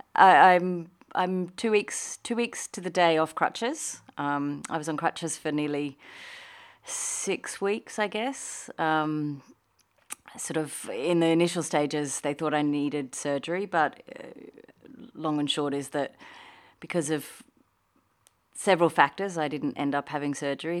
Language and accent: English; Australia; moved away as an adult; also born or lived in United Kingdom; now in Qatar; I'm Australian and I moved to the U K in my twenties for, you know, a working holiday